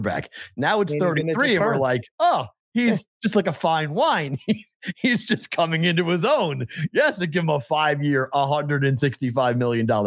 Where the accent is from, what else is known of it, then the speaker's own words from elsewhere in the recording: Boston, Massachusetts, United States; We're from Boston